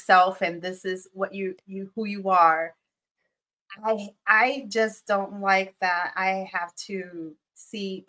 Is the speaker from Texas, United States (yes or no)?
no; New York City, New York, United States; I grew up in Brooklyn. I grew up on Bushwick Avenue, the biggest inner city you could ever think